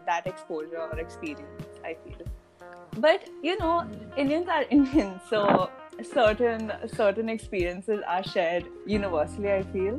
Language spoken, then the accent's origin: English; Kuwait; I was born and I grew up in Kuwait.